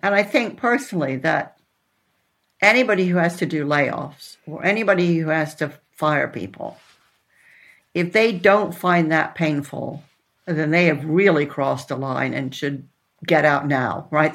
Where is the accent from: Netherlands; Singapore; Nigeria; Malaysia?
Netherlands; moved away; also born or lived in Texas, United States / Boston, United States; I was born in Texas, but then when I was eight, I moved to the Netherlands.